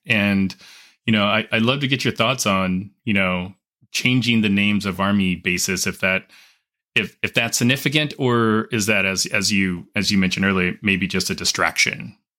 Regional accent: Los Angeles, California, United States; I grew up in Southern California. Um, I went to public school in L

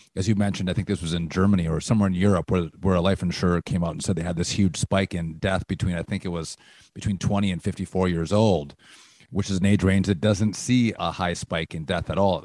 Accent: Wisconsin, United States; my home state and Rachel's home state of Wisconsin

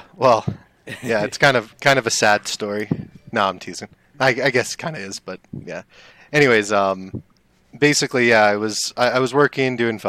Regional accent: Los Angeles, California, United States; moved away as an adult; now in Denver, United States; I grew up in North LA. In California.

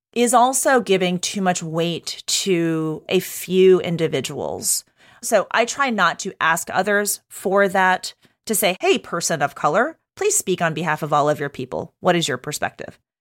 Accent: Texas, United States; moved away; I grew up in Texas, so not a New Yorker

